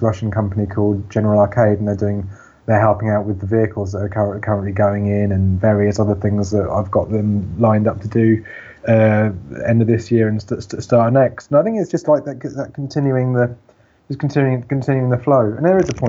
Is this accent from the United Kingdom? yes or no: yes; Bedford, East of England, United Kingdom; I grew up in Bedford. I grew up in a farm on the outskirts, in a little village down a very long road.